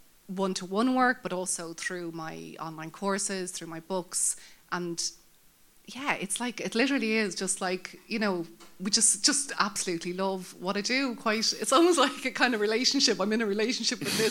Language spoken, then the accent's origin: English; Dublin, Leinster, Ireland; Where do I come from? Dublin, Sandy Mount